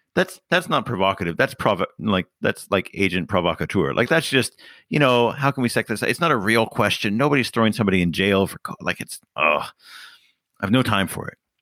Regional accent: Canada; as a Canadian and a member of the Commonwealth

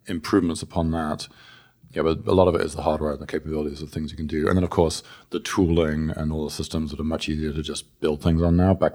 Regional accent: England, United Kingdom; accent: mid Atlantic; now in San Francisco, United States; because my accent is very, I guess, mid Atlantic, I, I live in San Francisco, but I'm from England.

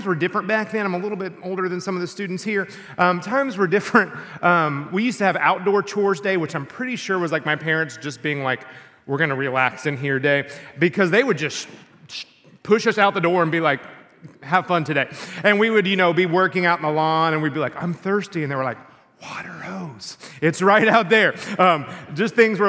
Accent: Texas, United States; when I was in sixth grade, where I grew up in Texas

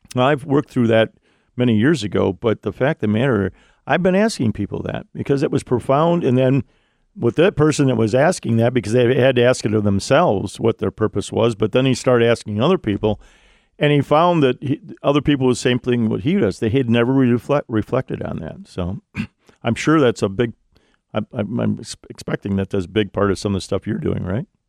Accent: Ohio, United States; Ohio, my home state

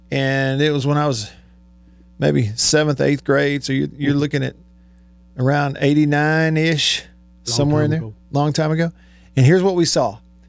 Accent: Alabama, United States; now in Mississippi, United States; when I was younger growing up in Alabama

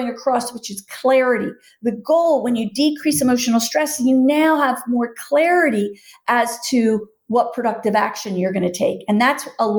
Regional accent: Philadelphia, Pennsylvania, United States; I'm from Philly.

